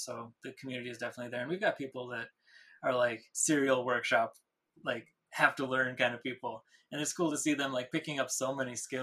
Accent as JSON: {"language": "English", "town": "Minneapolis", "region": "Minnesota", "country": "United States", "tie": "born or raised there", "said": "I grew up in Minneapolis"}